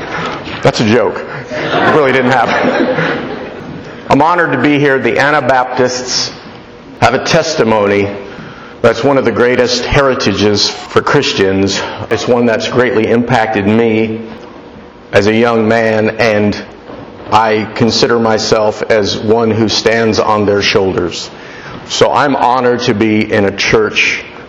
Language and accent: English; Florida, United States; I'm from Florida, and where I live, there's a lot of crime